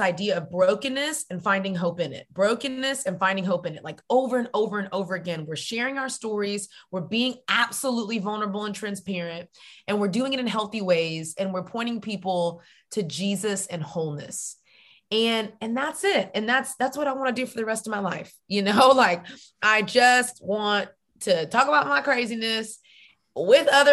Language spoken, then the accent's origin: English; Texas, United States; now in Atlanta, United States; I am a Texan